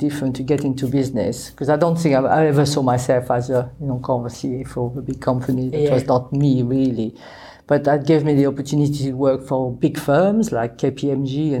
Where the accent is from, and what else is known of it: Paris, Île-de-France, France; born or raised there; English is a second language; moved away as an adult; now in United Kingdom